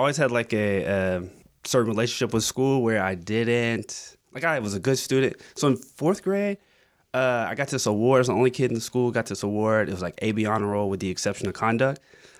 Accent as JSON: {"language": "English", "town": "Augusta", "region": "Georgia", "country": "United States", "tie": "born or raised there", "also_born_or_lived": "New York", "moved": "as an adult", "said": "I grew up in Augusta."}